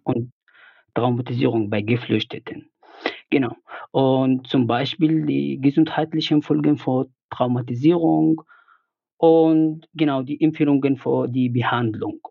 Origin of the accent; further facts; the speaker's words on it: Yemen; moved away as an adult; now in Germany; aus dem Jemen. Ich kam mhm. hier vor sieben Jahren als Student nach Deutschland.